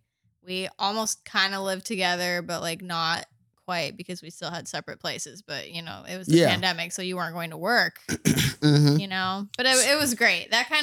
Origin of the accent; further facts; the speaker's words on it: Midwest, United States; And like I said at the top, I grew up in the Midwest, which I thought was very boring, and I wanted desperately to move somewhere more exciting.